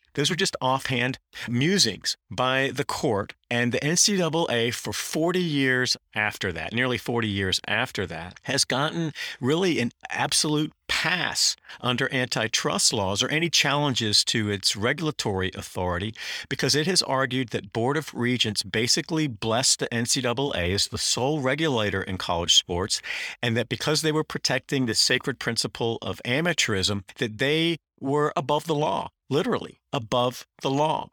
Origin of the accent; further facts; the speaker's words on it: Durham, North Carolina, United States; I grew up in Durham, North Carolina, which is ground zero for big tobacco.